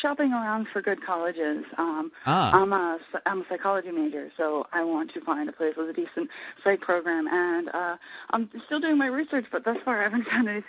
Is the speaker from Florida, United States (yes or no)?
yes; Sarasota, Florida, United States; now in Orlando, United States; I'm from Sarasota originally, and right now I live in Orlando, you know, making my way out of Florida.